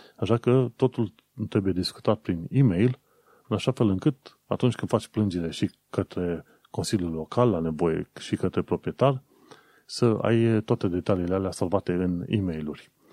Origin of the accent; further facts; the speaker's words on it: Romania; now in United Kingdom; noi care venim din România